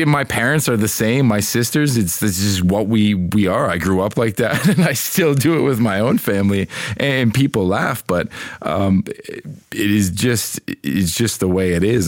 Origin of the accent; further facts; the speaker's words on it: Canada; moved away; I'm Canadian. I grew up in Canada.